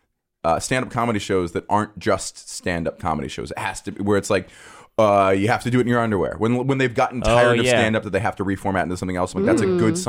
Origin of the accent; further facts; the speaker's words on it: Atlanta, Georgia, United States; Nothing about Atlanta. I grew up there